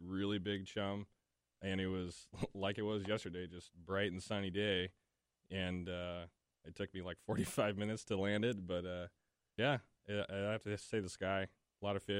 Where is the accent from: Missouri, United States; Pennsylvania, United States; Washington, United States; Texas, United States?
Washington, United States; Issaquah; now in North Bend, United States; I grew up mostly in Issaquah. I live in North Bend now.